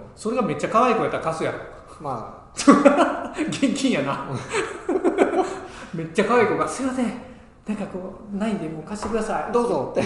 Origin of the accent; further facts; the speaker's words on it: Ehime, Japan; moved away; 地元愛媛のね